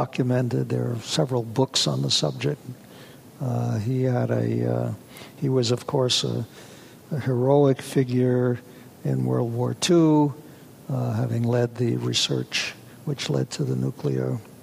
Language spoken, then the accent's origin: English; New York City, New York, United States; I was lived in New York City, and we had a plethora of museums